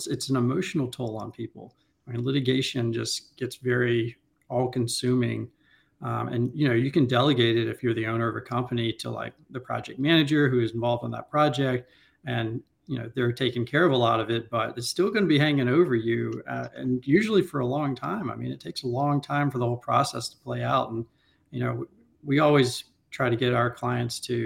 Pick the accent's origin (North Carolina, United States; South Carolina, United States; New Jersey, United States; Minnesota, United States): North Carolina, United States; Raleigh; moved away as an adult; now in Washington, DC, United States; I'm a North Carolina native, born and raised in Raleigh, moved to DC in the late 2000s after law school.